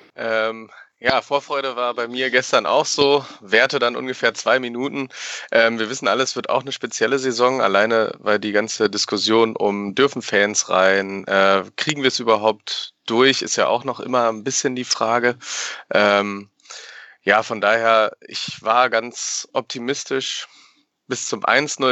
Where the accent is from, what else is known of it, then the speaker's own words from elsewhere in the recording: Berlin, Germany; now in Paderborn, Germany; ich bin tatsächlich in Berlin geboren und bin in der guten Hellersdorfer Platte groß geworden